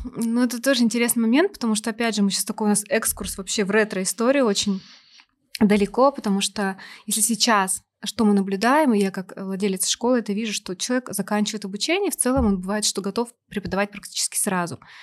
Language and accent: Russian; Novosibirsk, Novosibirsk Oblast, Russia; я из Новосибирска родом